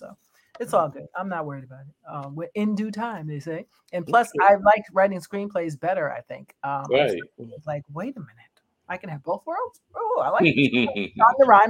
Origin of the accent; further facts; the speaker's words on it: New York City, New York, United States; I was born in Brooklyn, by the way, Kings County, yes.